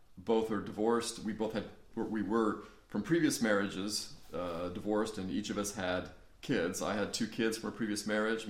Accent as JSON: {"language": "English", "town": "Colorado Springs", "region": "Colorado", "country": "United States", "tie": "born or raised there", "moved": "yes", "lives_now": "Phoenix, United States", "said": "I'm from Colorado, born and raised there"}